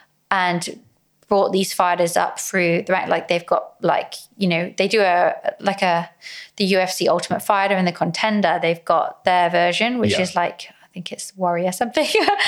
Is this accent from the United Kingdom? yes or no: yes; England, United Kingdom; also born or lived in Philippines; And then as a Filipino, I'm half Filipino, I'm Filipino. I was born in the Philippines, raised in England.